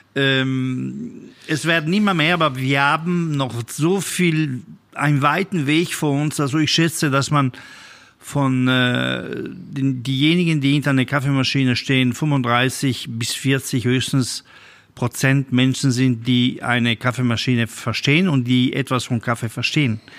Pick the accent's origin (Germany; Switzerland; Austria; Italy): Italy; bei uns in Italien